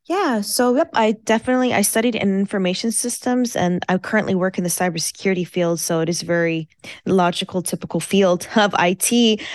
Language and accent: English; United States; first language Farsi; English is a second language; I was born and raised in America